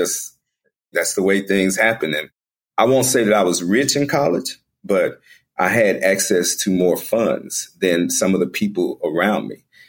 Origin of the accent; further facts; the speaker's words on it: Dallas, Texas, United States; I was born and raised here in Dallas, Texas